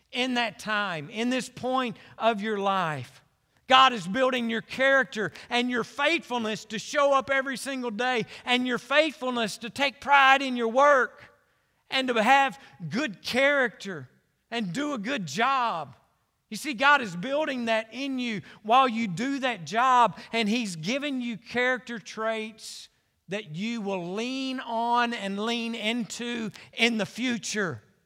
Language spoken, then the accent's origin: English; Conway, United States; I was born and raised in Conway